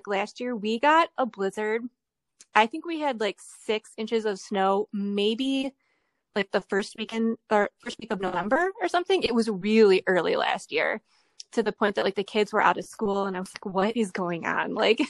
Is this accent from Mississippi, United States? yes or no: no; Ohio, United States; I mean, you know, growing up in Ohio, winters are really bad in the Midwest.